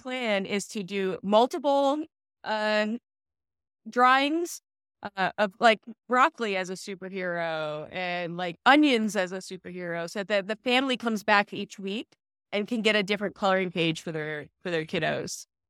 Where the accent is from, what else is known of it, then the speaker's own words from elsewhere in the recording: New Jersey, United States; I am a Jersey girl